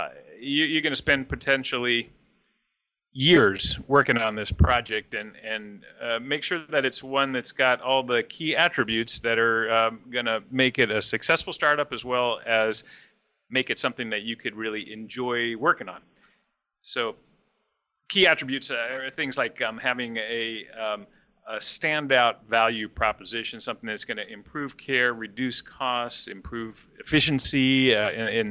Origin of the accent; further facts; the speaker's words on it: Pleasanton, California, United States; my hometown of Pleasanton